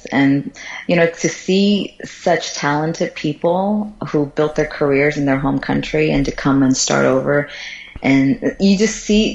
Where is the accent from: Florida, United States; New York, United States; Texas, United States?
Florida, United States; English is a second language; moved away as an adult; also born or lived in Guangzhou, China / San Francisco / Japan; now in Singapore; I grew up there